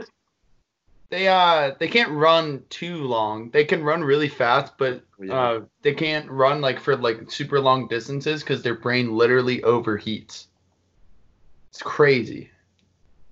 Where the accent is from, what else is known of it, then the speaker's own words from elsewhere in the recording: Lower Alabama, United States; I'm from Lower Alabama, L.A.